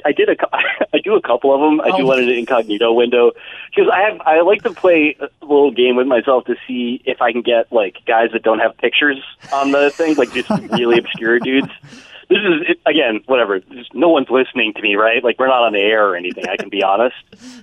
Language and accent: English; Bergen County, New Jersey, United States; there was a guy in Bergen County, New Jersey, where I grew up